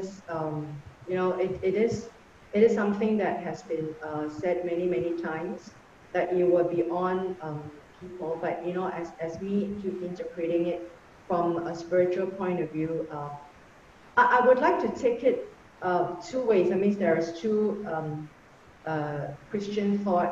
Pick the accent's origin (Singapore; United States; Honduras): Singapore; me being a Singaporean